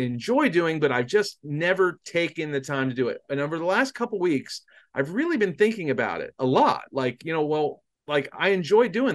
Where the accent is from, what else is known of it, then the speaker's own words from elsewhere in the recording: New Jersey, United States; I grew up in South Jersey, so we were all of our local news was out of Philadelphia.